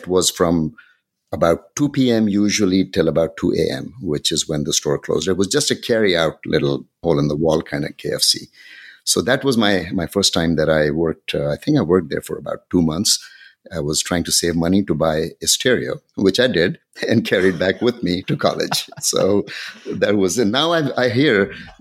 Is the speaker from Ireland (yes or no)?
no; Pakistan; moved away as an adult; also born or lived in Ankara, Turkey / Cincinnati, Ohio, United States / Bangladesh; now in Washington, D.C., United States; I grew up in Pakistan. I finished high school there